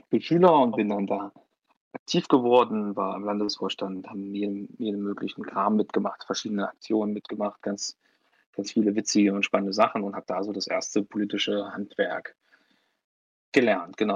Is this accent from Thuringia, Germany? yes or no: yes; Neumark, Thuringia, Germany; also born or lived in Weimar; ich bin äh, 23 Jahre alt, ich bin ähm, hier in Weimar geboren, habe dann 18 Jahre lang hier in der Nähe in, einem, in, der kleinsten Stadt Thürings gelebt, in Neumark, lange Zeit.